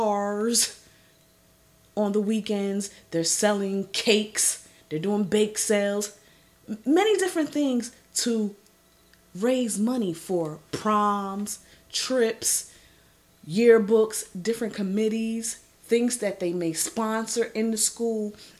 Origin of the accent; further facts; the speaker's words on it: New Jersey, United States; I represent Jersey to the fullest, born and raised in the Garden State